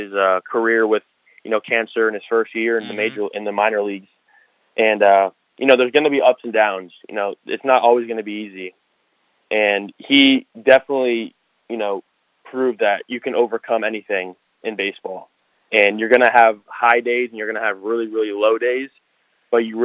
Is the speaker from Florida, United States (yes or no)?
yes; Parkland, Florida, United States; Anthony grew up in my hometown, and he went to Marjory Stoneman Douglas High School like I did